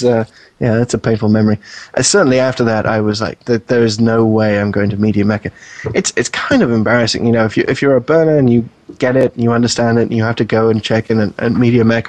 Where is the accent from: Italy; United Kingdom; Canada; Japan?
United Kingdom; moved away as an adult; also born or lived in New York; now in United States; you can probably tell from my accent, I'm not from the U.S. to begin